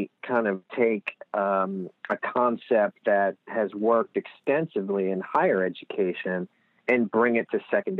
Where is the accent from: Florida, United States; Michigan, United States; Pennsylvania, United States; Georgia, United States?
Pennsylvania, United States; Lehigh Valley; we don't know we have accents when you're here